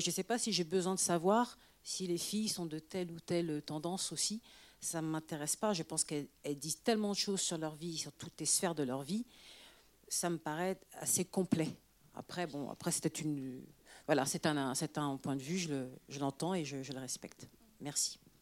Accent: France; also born or lived in Senegal (parents); je suis française

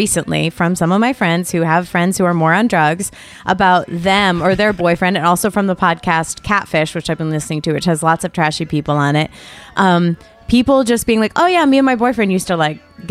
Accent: Connecticut, United States; now in Los Angeles, United States; I'm from Connecticut.

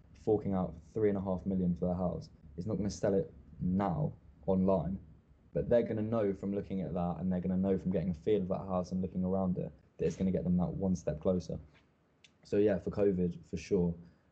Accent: England, United Kingdom; As English people

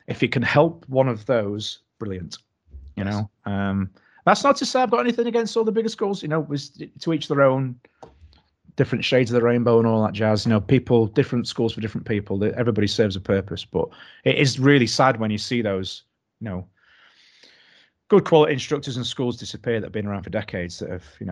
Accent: Doncaster, Yorkshire and the Humber, United Kingdom; now in Knaresborough, United Kingdom; I'm actually from Doncaster, which is infinitely worse.

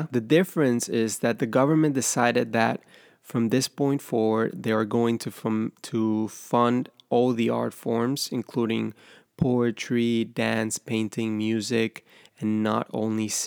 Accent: Ecuador; moved away; I'm originally from Ecuador

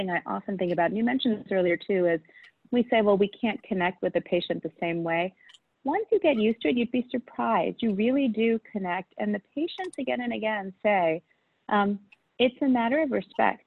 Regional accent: New York City, New York, United States; born and raised in Queens

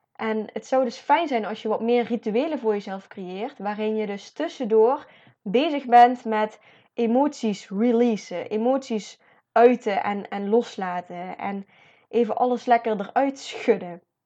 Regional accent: Netherlands

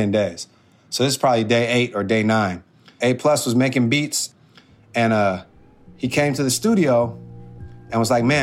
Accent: Oakland, California, United States; We're hailing from East Oakland, California, and um, sometimes it gets a little hectic out there.

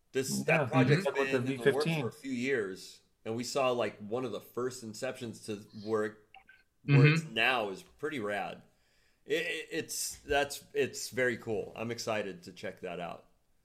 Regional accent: Huntington Beach, California, United States; Growing up in Southern California, we don't have seasons

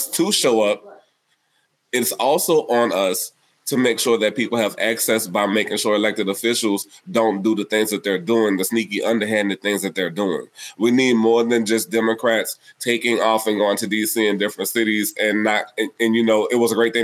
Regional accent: New Orleans, Louisiana, United States; my hometown of New Orleans

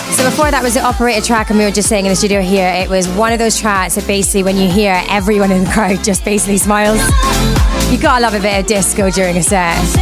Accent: Glasgow, Scotland, United Kingdom; I'm from Glasgow Town, which is in Bonnie, Scotland

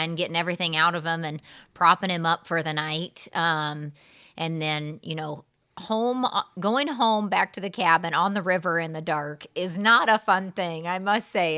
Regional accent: Southern Illinois, United States; moved away; I'm from Southern Illinois originally

